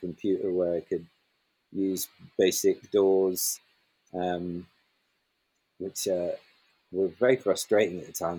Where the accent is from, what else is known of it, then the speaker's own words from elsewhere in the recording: Highlands of Scotland, United Kingdom; I grew up in the Highlands of Scotland